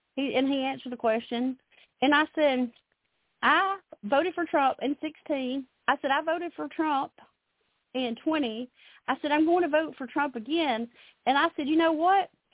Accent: Alabama, United States; now in Nashville, United States; I'm originally from Alabama, but I live here in the Nashville area now

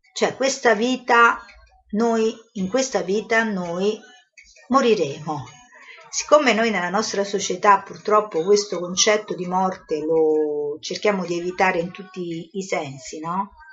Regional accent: Italy

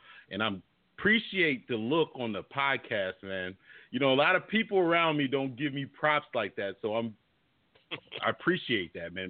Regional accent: Florida, United States; You know, I was born and raised in Florida. You know, I'm a Florida boy through and through.

